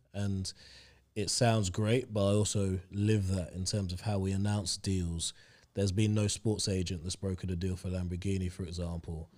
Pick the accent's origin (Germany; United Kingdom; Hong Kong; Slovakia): United Kingdom; London; also born or lived in Hampshire; other people that I grew up with in Stoke Newington